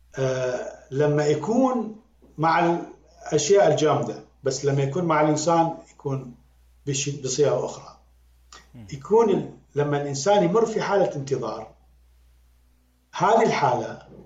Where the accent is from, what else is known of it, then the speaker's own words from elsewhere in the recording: Iraq; accent: Iraqi; now in United Arab Emirates; أنا كعراقي